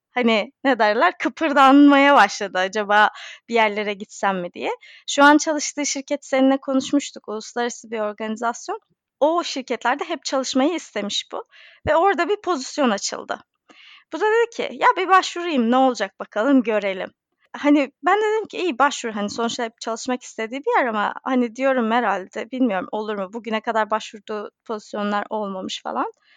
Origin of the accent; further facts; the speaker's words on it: Eskişehir, Turkey; moved away as an adult; also born or lived in Istanbul / Munich; now in London, United Kingdom; Ben e, Eskişehir'de doğdum, büyüdüm, yaşadım